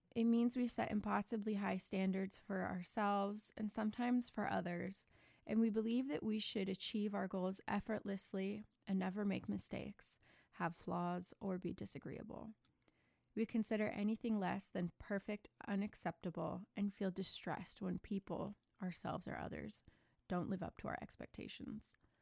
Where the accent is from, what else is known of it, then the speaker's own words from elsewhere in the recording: United States; I'm American